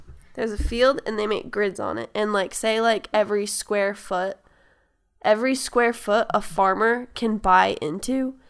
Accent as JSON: {"language": "English", "town": "Rehoboth", "region": "Massachusetts", "country": "United States", "said": "I'm from Rehoboth."}